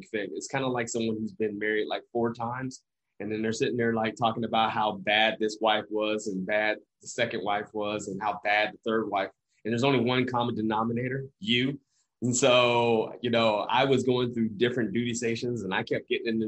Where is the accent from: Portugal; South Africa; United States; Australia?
United States; the South; I'm from the South